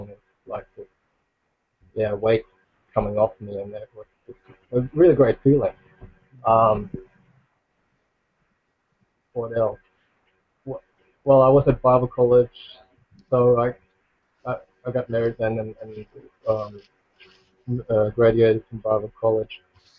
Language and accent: English; Germany; moved away as an adult; now in Queensland, Australia; I grew up in Germany